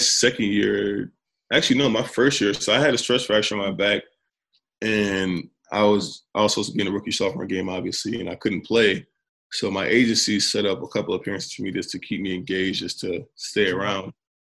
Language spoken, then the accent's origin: English; Detroit, Michigan, United States; I grew up in Detroit, damn near my teens into my early 20s